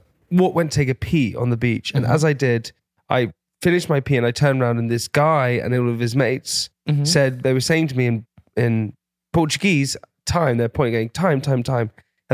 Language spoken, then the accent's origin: English; Oxford, South East England, United Kingdom; I was born in Oxford.